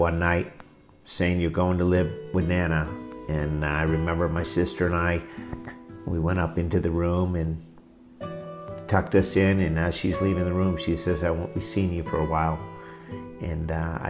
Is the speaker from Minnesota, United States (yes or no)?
no; Morristown, New Jersey, United States; I was born in Morristown, New Jersey, 1966